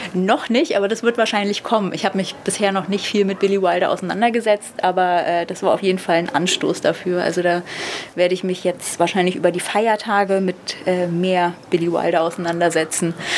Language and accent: German; Berlin, Germany; Als Berlinerin